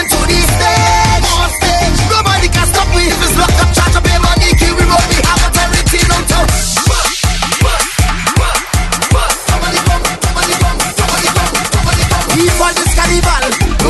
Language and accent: English; Trinidad & Tobago; I'm from Trinity.